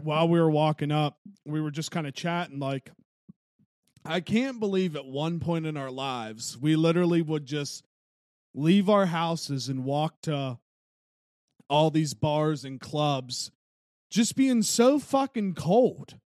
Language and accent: English; Wheeling, West Virginia, United States; growing up in Wheeling